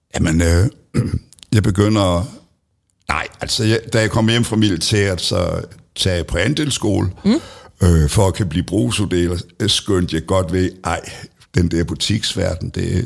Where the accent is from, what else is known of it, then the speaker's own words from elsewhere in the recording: Middelfart, Southern Denmark, Denmark; jeg er født øh, lige ude ved Hyllehøj. Mm. Og øh, dermed, der hører jeg til i Kavslerne. Ja. Og øh, der gik jeg også øh, i skole